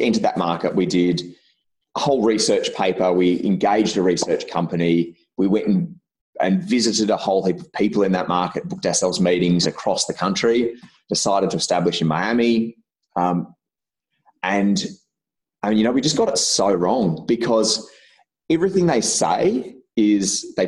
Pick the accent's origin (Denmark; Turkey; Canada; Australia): Australia; Albury, New South Wales; moved away; also born or lived in Victoria; where I grew up in Albury, I got a job when I was just about to turn 18 for a local bank there